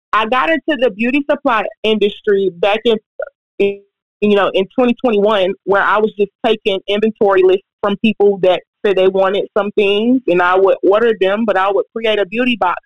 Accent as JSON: {"language": "English", "town": "Atlanta", "region": "Georgia", "country": "United States", "tie": "born or raised there", "lives_now": "Brunswick, United States", "said": "I was born in Brunswick. I was raised in Atlanta"}